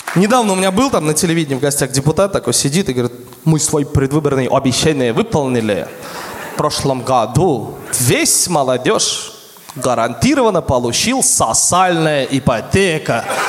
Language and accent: Russian; Tatarstan, Russia; Я говорю, из Татарстана